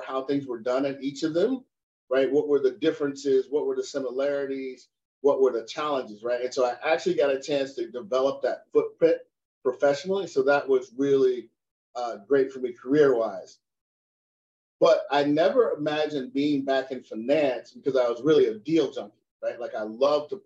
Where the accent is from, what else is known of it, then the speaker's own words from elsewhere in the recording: United States; I'm an American, right? Proud of the USA